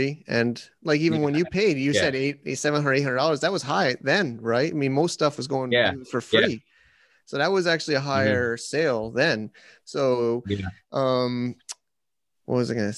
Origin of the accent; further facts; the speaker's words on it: Connecticut, United States; I grew up in Connecticut